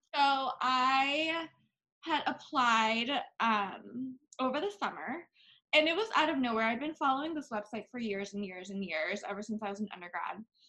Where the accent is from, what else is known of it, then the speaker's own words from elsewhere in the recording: Bangkok, Thailand; now in United States; I was born and raised in Bangkok